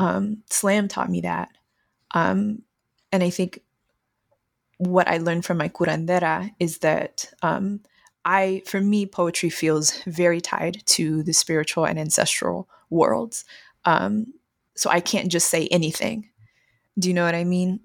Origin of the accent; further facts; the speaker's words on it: San Antonio, Texas, United States; Growing up in Texas